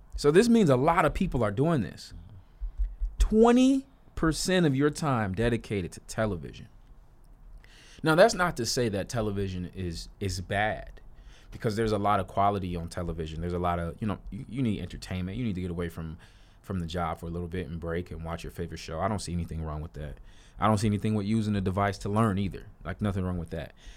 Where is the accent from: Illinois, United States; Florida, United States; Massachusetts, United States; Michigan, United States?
Illinois, United States; Chicago; I'm from Chicago, I'm a city boy